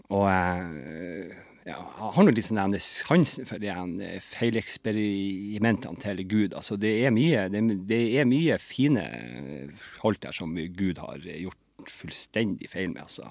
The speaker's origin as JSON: {"language": "Norwegian", "town": "Lødingen", "region": "Nordland", "country": "Norway", "also_born_or_lived": "Trondheim", "moved": "yes", "lives_now": "Bodø, Norway", "said": "som også er fra Lødingen, der jeg er fra"}